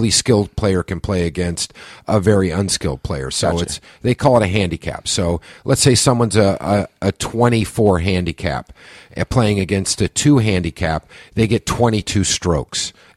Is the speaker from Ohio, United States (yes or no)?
no; Oklahoma City, Oklahoma, United States; moved away as an adult; also born or lived in Tulsa, Oklahoma / Stillwater, Oklahoma / Los Angeles; I was born in Tulsa. I grew up in Oklahoma City and most of my life, and then I went to school in Stillwater